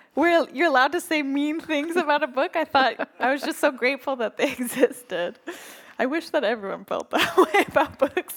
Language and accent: English; Northern California, United States; moved away; growing up in Northern California